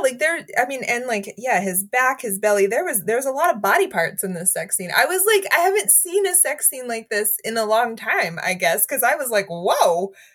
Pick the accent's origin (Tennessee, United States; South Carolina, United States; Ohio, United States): South Carolina, United States; Greenville; Greenville, South Carolina